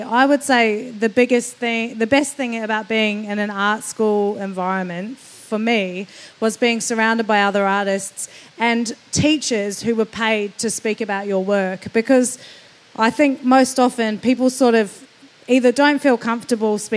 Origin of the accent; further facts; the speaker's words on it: New Zealand; now in Melbourne, Australia; as a New Zealander